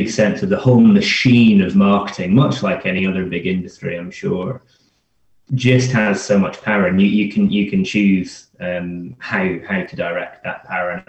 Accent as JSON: {"language": "English", "region": "Scotland", "country": "United Kingdom", "also_born_or_lived": "London", "said": "I'm, I'm from Scotland"}